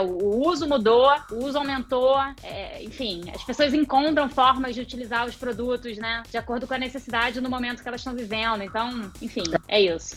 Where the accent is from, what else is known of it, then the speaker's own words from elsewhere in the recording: Rio de Janeiro, Brazil; moved away as an adult; sou carioca, já tá? Morei fora, voltei, morei fora, voltei